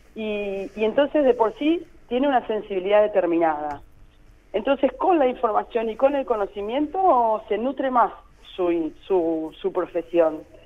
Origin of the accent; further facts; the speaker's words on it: Mar del Plata, Buenos Aires Province, Argentina; también soy una ciudadana de Mar del Plata